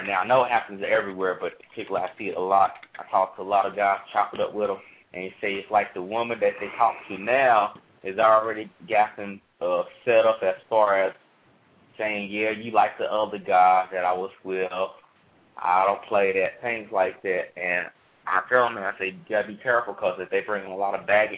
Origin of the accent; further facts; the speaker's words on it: Charlotte, North Carolina, United States; I'm from Charlotte, too